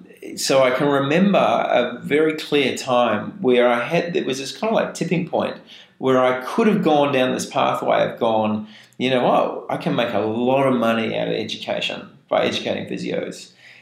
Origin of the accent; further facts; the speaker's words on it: New Zealand; moved away; And I remember, because I came from New Zealand, and there was the McKinsey system.